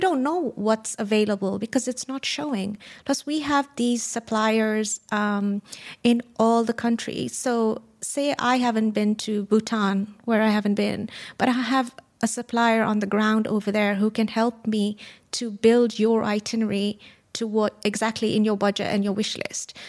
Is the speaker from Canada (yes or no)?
no; Kenya; moved away; I was born and raised in Kenya, and we went on safari pretty much all the time